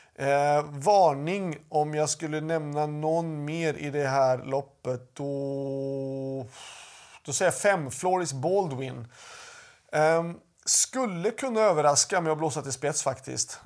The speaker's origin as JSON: {"language": "Swedish", "country": "Sweden", "said": "hemma i Sverige"}